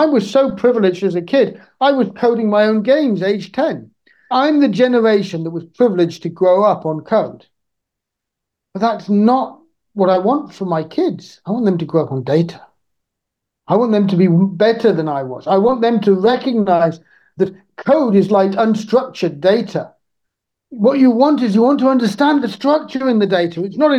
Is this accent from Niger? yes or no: yes; Niger; I grew up in Niger, but this isn't about my time in Niger.